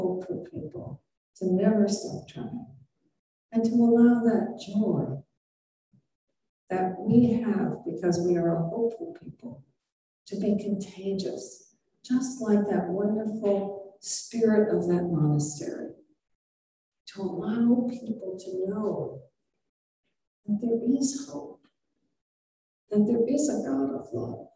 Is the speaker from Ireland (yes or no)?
yes; Ireland; I'm Irish